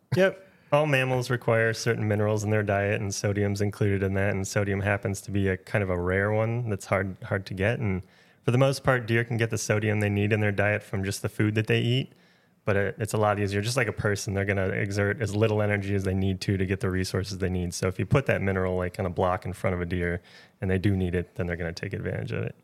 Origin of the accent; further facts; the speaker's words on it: Wisconsin, United States; also born or lived in Minnesota / Nebraska; now in Maine, United States; I grew up hunting in Wisconsin.